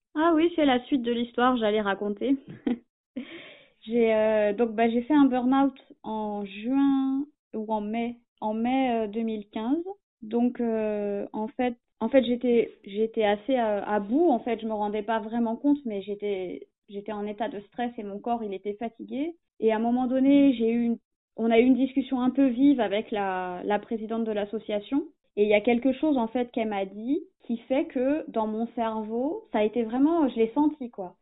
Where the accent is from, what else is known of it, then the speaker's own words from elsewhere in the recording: Essonne, Île-de-France, France; moved away as an adult; also born or lived in Amiens / Toulouse / Hérault; j'étais pas originaire d'Amiens, je suis de l'Essonne, le sud de la région parisienne